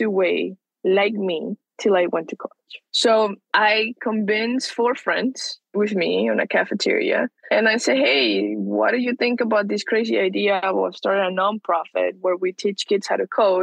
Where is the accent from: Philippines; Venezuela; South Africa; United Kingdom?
Venezuela; now in United States; I'm from Venezuela. That's where I grew up.